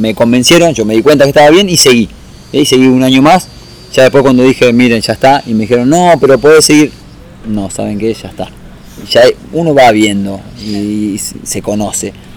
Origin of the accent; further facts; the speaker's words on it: San Juan, Argentina; now in Buenos Aires, Argentina; me vine de San Juan